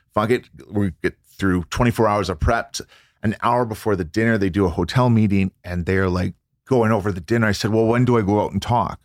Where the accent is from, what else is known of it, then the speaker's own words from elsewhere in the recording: Vancouver, British Columbia, Canada; I grew up in Vancouver, British